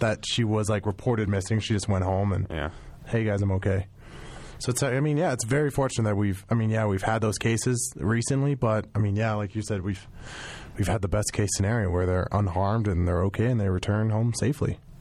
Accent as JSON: {"language": "English", "town": "Colorado Springs", "region": "Colorado", "country": "United States", "tie": "born or raised there", "said": "growing up in Colorado Springs, the military presence"}